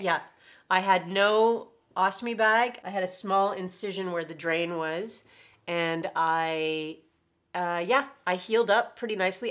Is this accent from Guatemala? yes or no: no; Oshawa, Ontario, Canada; also born or lived in Toronto; I was from Oshawa and I did not wanna move back into my parents' house